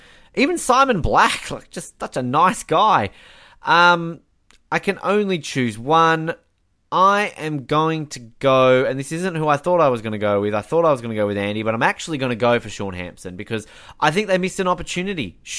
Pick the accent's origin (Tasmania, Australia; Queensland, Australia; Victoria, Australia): Tasmania, Australia; in my home state